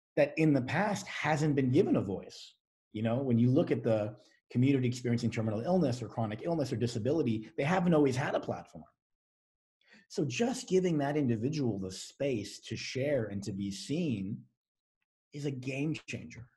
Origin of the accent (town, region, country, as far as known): United States